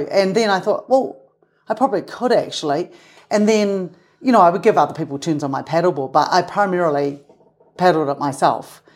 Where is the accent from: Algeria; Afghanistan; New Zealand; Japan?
New Zealand; Christchurch, Canterbury; moved away as an adult; also born or lived in Salt Lake City, Utah / Castle Hill Village, New Zealand; now in Utah, United States; I grew up right next to the Pacific Ocean, so I grew up on the water